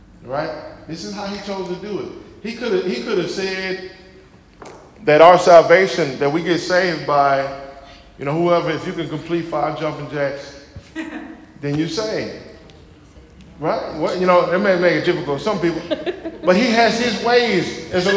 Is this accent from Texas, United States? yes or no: yes; Aldine Mail Route, Texas, United States; I'm from Alpha Aldi Mill Route.